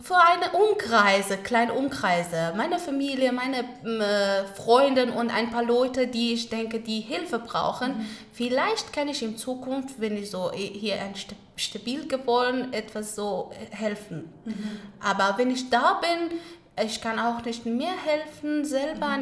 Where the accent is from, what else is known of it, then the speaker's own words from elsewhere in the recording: Kabul, Afghanistan; first language Pashto and Dari; German is a second language; moved away as an adult; now in Frankfurt, Germany; ich bin in Kabul geboren, da, dort aufgewachsen